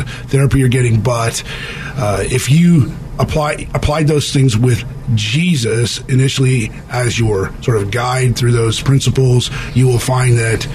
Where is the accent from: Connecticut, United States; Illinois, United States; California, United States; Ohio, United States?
California, United States; I was from California, came back to California